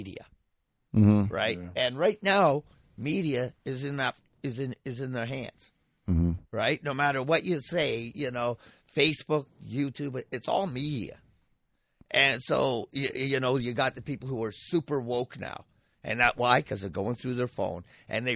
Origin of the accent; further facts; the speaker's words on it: Riverview, New Brunswick, Canada; moved away; also born or lived in Iqaluit; where I grew up in New Brunswick, there was... I can't remember seeing a single black person where I lived in New Brunswick. In Riverview at the time